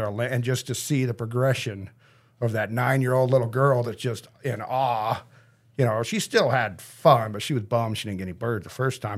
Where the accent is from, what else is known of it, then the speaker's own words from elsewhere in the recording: Grass Valley, California, United States; I grew up in Nevada County, Grass Valley